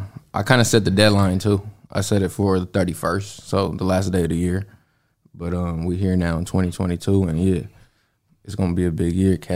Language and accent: English; Los Angeles, California, United States; from LA, DJ, producer.